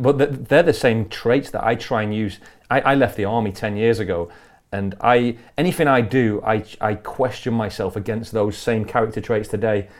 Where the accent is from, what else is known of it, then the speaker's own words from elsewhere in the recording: Blackpool, North West England, United Kingdom; in Blackpool okay. in Lancashire